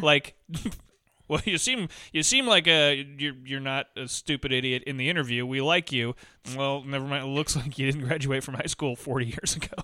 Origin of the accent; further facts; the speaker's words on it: Montana, United States; I grew up in Montana and my grandpa hunted